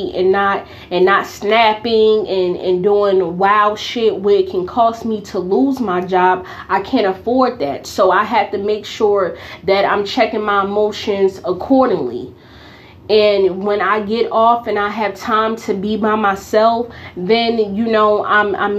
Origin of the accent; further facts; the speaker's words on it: Newark, New Jersey, United States; growing up in Newark